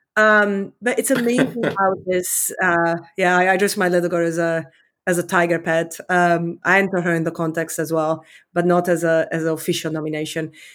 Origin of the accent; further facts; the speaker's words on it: Romania; accent: Eastern European; also born or lived in London, United Kingdom; now in United States; I grew up in Communist Romania. Um, I was fourteen when, when communists fell